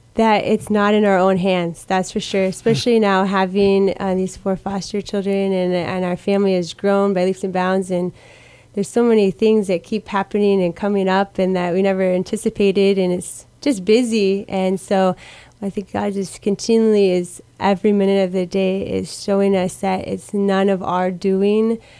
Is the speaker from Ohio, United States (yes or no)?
no; Iowa, United States; now in Guam; I grew up in Iowa.